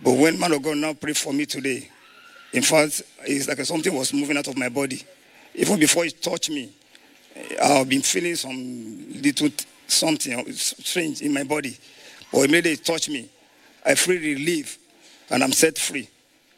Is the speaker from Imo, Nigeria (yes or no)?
no; Ijebu, Ogun State, Nigeria; I'm from Ijebu in Ogun State